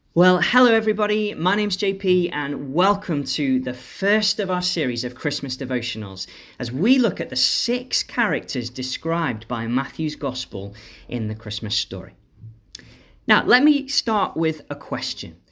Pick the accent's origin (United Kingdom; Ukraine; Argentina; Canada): United Kingdom; Stoke-on-Trent, West Midlands; my hometown of Stoke